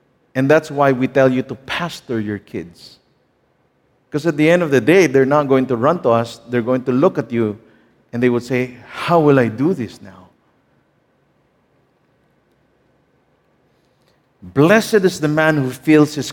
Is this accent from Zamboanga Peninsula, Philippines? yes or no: no; Manila, Metro Manila, Philippines; I grew up in Divisoria.